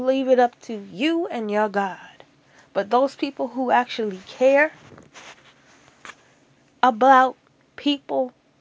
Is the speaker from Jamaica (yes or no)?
yes; Jamaica; accent: Jamaican; my Jamaican accent